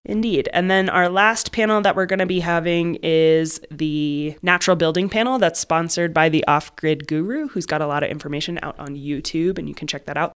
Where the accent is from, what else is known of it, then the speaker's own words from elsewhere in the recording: Arizona, United States; also born or lived in Boulder County, Colorado; now in Crestone, United States; I grew up in Arizona